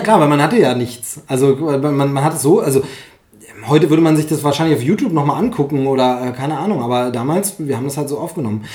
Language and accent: German; Germany; Gerhard Gundermann kommt ja aus meiner Heimatgegend